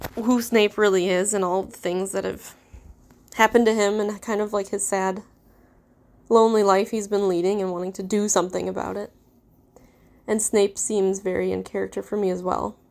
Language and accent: English; Midwest, United States; accent: Midwestern; I am, obviously, you could tell, American. have a very Midwestern accent